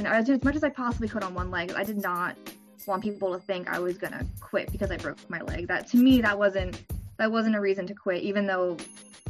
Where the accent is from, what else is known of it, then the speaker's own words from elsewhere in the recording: New Jersey, United States; moved away as an adult; now in Maryland, United States; originally I'm from Jersey. I used to live 5 minutes from the school, so it was so easy before. And then I moved down to Maryland